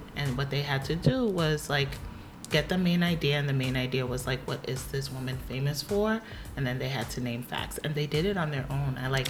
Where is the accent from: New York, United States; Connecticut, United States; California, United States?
Connecticut, United States; moved away as an adult; now in New Jersey, United States; Born and raised in Connecticut. Been living in and out of Jersey for the past 7 years.